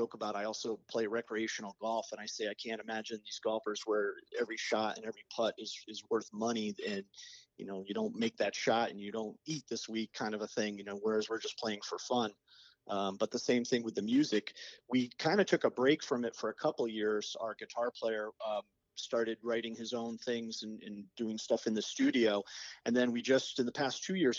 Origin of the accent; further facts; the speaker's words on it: Cheshire, Connecticut, United States; We grew up in Cheshire together